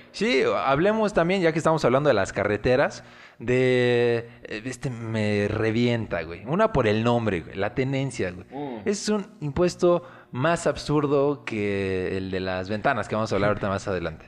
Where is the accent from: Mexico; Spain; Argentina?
Mexico; aquí ya estamos mezclados